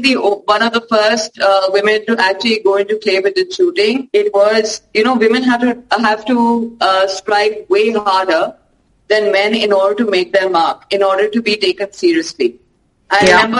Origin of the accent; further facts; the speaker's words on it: India; we come from India, as we all know, is a patriarchal society.